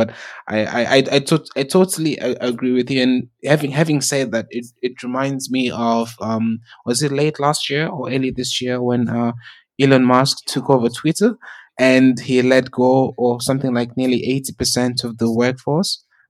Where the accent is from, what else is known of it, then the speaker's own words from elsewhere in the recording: South Africa; Because like when I grew up in South Africa, my family lives in Zimbabwe